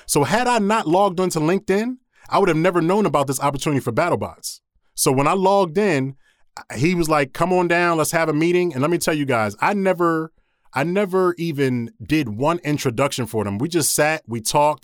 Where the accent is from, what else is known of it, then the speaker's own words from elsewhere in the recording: Philadelphia, Pennsylvania, United States; moved away as an adult; also born or lived in Williamsburg, Virginia; I'm born and raised in Philadelphia